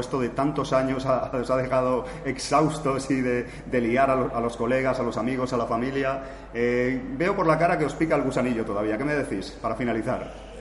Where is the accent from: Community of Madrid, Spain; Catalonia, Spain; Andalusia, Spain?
Catalonia, Spain; Cornellà de Llobregat; moved away; yo soy de Cornellá y Obregat, aunque ahora no vivo aquí del todo